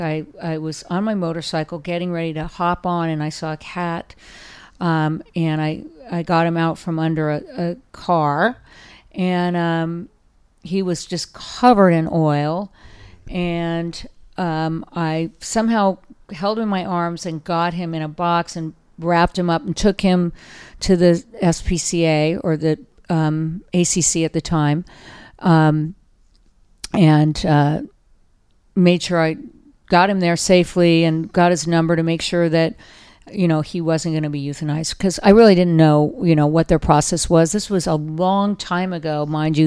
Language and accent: English; Orange County, Southern California, United States; moved away as an adult; also born or lived in Los Angeles / Colorado; now in San Francisco, United States; I am a California girl, but I'm a Southern California girl